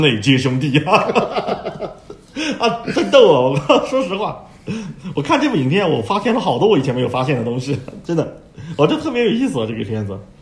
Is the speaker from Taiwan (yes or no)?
no; China; 我们中国人